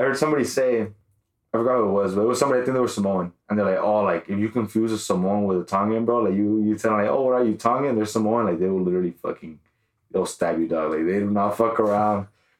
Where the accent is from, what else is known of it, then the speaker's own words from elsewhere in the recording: Los Angeles, California, United States; I'm from Southeast LA.